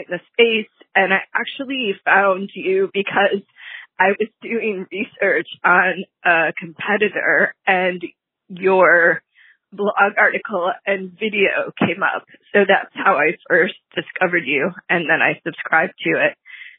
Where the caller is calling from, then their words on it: Mountain View, California, United States; I'm calling from Mountain View, California.